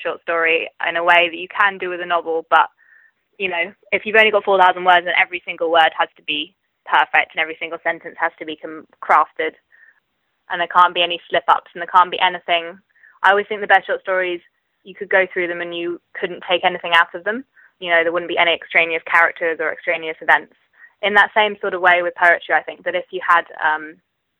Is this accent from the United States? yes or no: no; Cambridgeshire, East of England, United Kingdom; now in Oxford, United Kingdom; I grew up in Cambridgeshire